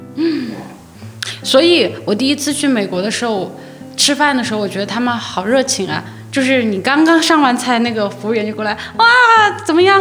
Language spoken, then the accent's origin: Chinese; China; 我们中国人